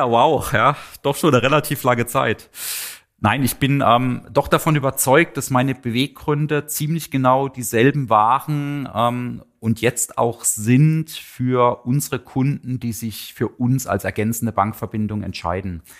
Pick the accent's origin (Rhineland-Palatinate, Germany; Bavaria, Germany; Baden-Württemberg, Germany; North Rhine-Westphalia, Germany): Baden-Württemberg, Germany; Ettlingen; Ähm, genau genommen bin ich nicht in Karlsruhe aufgewachsen, sondern in einem kleinen Nebenort in Ettlingen. Das ist in der Nähe von Karlsruhe.